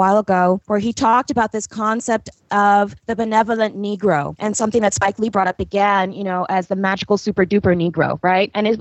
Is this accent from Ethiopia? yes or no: yes; Ethiopia; growing up in Ethiopia